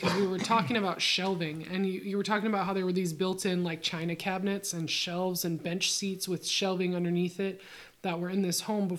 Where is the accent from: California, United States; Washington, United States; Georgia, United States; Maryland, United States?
Washington, United States; Sedro-Woolley; I was born in the Cedar Woolley Hospital.